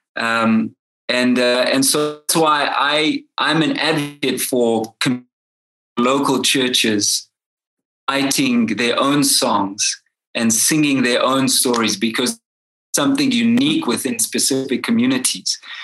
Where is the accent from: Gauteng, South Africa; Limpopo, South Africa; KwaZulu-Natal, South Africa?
KwaZulu-Natal, South Africa; Durban; now in Johannesburg, South Africa; I'm originally from Durban